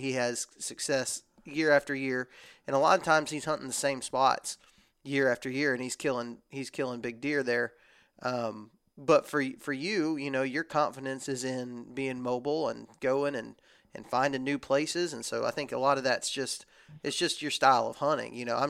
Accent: Texas, United States; born or raised there; now in Alabama, United States

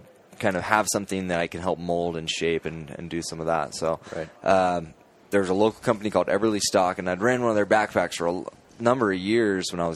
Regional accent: Boise, Idaho, United States; I'm from Boise, so I'm up in Idaho, and I've been there for a long time

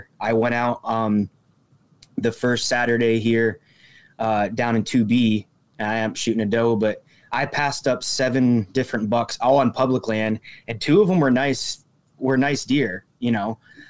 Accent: Warren, Pennsylvania, United States; moved away as an adult; now in Crawford County, United States; I'm originally from Warren, Pennsylvania, up in the big woods up there.

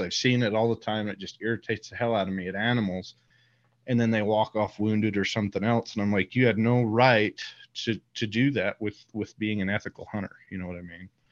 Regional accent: Utah, United States; so I live here in Utah. I grew up in Utah

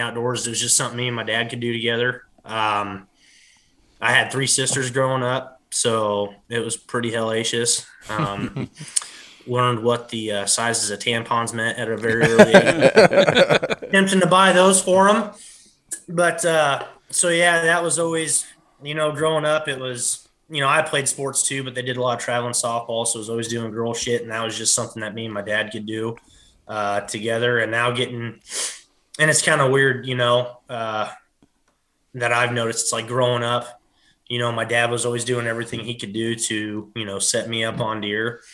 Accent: Denmark, Iowa, United States; I'm from Lee County, Iowa, more particular little small town called Denmark.

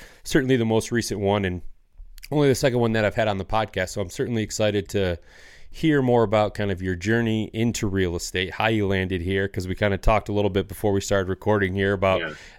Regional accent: Michigan, United States; I grew up in Northern Michigan in a, you know, fairly small rural community. So like that was a big part of my upbringing.

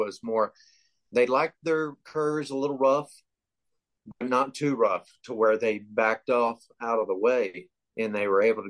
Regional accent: Texas, United States; I'm in my mid-40s, and I grew up in South Texas in what they call the Brush Country, Live Oak County, McMullen area. It's between Corpus Christi and San Antonio, a little closer to Corpus.

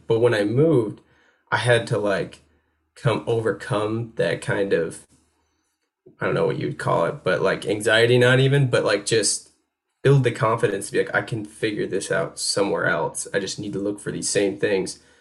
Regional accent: upstate New York, United States; moved away as an adult; now in North Carolina, United States; I grew up in New York State

